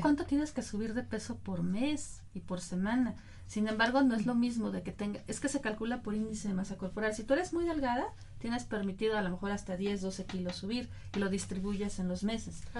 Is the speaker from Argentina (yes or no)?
no; Mexico; nosotros como mexicanos